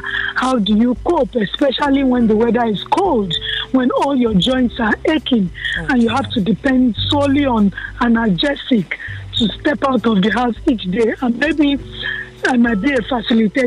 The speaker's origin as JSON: {"language": "English", "town": "Kano", "region": "Kano State", "country": "Nigeria", "tie": "born or raised there", "said": "I was born in the north. I was born in Kano"}